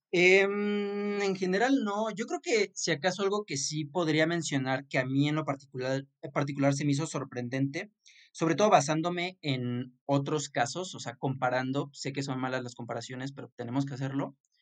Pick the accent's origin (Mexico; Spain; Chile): Mexico; yo como mexicano